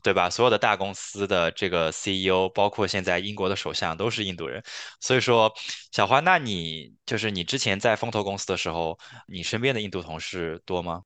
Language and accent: Chinese; China; now in Canada; 作为一个中国人来看